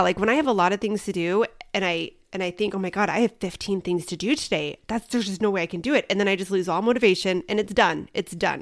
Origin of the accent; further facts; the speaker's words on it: Midwest, United States; now in Arizona, United States; when I grew up in the Midwest